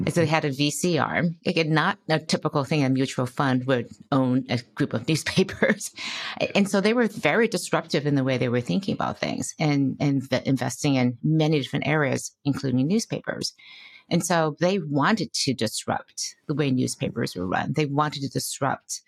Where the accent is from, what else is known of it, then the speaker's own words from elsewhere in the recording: Detroit, Michigan, United States; moved away as an adult; also born or lived in Boston / Silicon Valley, California; I grew up in Detroit, Michigan